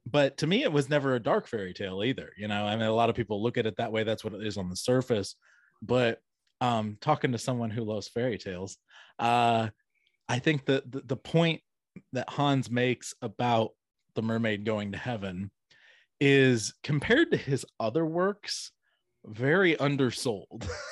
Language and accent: English; Atlanta, Georgia, United States; now in Augusta, United States; I grew up around the Atlanta area